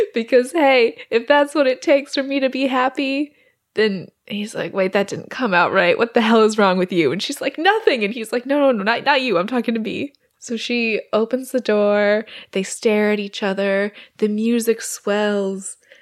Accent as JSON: {"language": "English", "region": "Alberta", "country": "Canada", "tie": "born or raised there", "moved": "yes", "said": "my hometown in Alberta"}